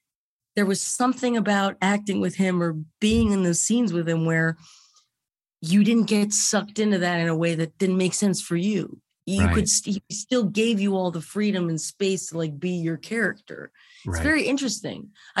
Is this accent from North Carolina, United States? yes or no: no; Los Angeles, California, United States; I was born in Cedar Sinai.